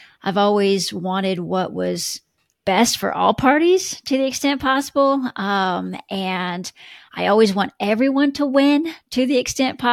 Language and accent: English; Texas, United States; now in Atlanta, United States; I'm not originally from Atlanta. I'm originally from Texas, the central states.